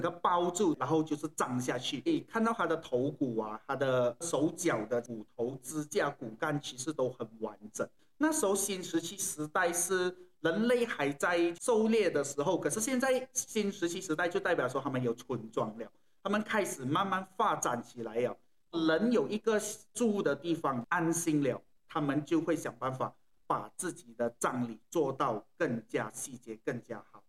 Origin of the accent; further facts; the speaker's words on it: Malaysia; 我们马来西亚这边